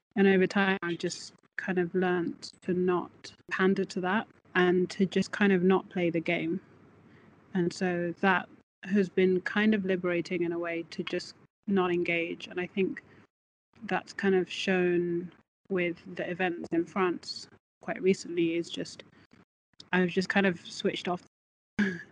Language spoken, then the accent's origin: English; Birmingham, West Midlands, United Kingdom; now in Scotland, United Kingdom; I'm from Birmingham